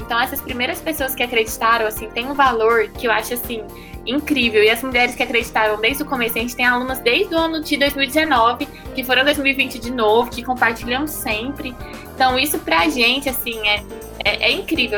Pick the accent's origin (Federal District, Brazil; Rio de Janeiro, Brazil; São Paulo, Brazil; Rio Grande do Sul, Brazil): Federal District, Brazil; Brasília; nós somos de Brasília, a gente fez no Parque da Cidade, lá em Brasília